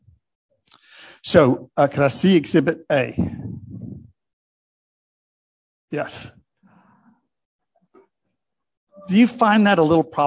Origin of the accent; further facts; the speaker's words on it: United States; As an American